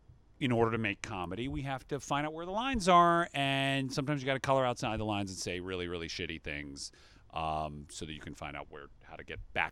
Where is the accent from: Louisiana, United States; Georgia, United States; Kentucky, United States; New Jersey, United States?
Georgia, United States; Atlanta; I'm a Jew from the Atlanta suburbs, and I practically rushed the stage.